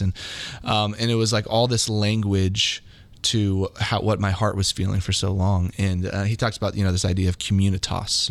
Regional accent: Kansas City, Missouri, United States; also born or lived in Hawaii / Manhattan, Kansas; I basically grew up in Kansas City since then. So Kansas City has been my home since I was very little

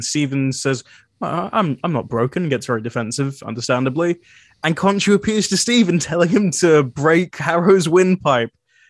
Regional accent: New Zealand; accent: New Zealand; Well, my accent, my New Zealand accent was stronger. I'd be like, tattoo. And that's just gone.

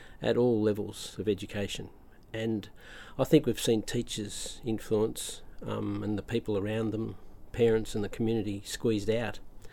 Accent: Australia; we grew up here in Australia

